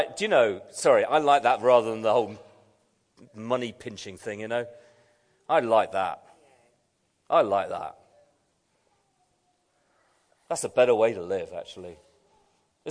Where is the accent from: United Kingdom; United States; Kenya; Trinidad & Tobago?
United Kingdom; I'm a Brit